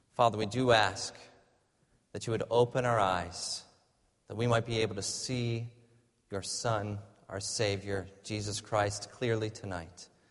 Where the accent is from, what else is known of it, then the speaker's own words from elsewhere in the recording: Michigan, United States; moved away; I grew up in Michigan, and there's a lot more snow in Michigan